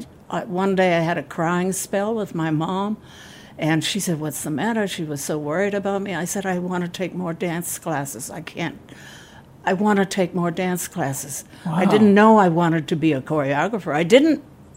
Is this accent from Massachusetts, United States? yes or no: yes; Boston, Massachusetts, United States; moved away; also born or lived in Connecticut; I was born in Boston.